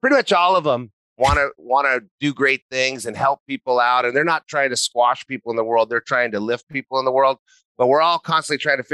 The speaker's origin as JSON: {"language": "English", "region": "New Mexico", "country": "United States", "tie": "born or raised there", "also_born_or_lived": "Santa Barbara, California", "moved": "as an adult", "said": "I grew up in New Mexico."}